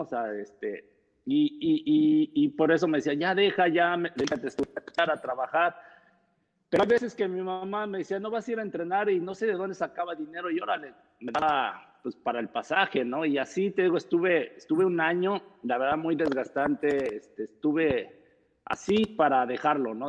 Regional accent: Texcoco, State of Mexico, Mexico; yo soy de Texcoco, Estado de México, de una familia numerosa

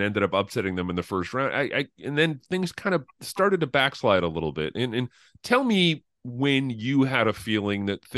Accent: Connecticut, United States; I grew up in Connecticut

